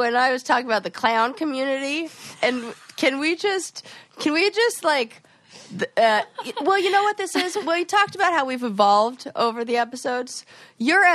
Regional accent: Los Angeles, California, United States; born and raised in Los Angeles

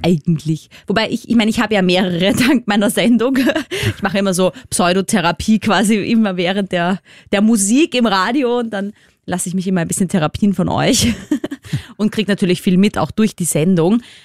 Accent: Austria; accent: Austrian; unser wunderschöner österreichischer Dialekt

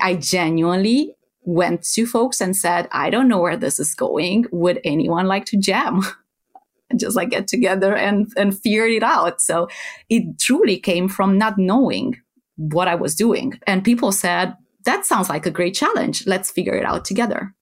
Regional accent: Romania; moved away as an adult; now in Netherlands; I am originally from Romania, from Eastern Europe

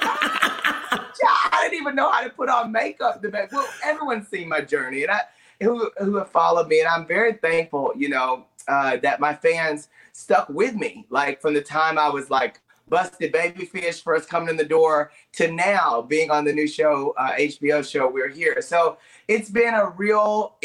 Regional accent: Paris, Texas, United States; moved away as an adult; also born or lived in Dallas, Texas; growing up in Paris, Texas

